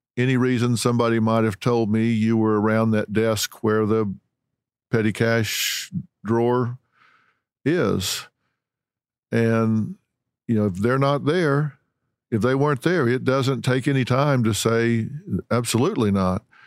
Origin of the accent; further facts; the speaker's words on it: the South, United States; I was raised in the South, in Southern Baptists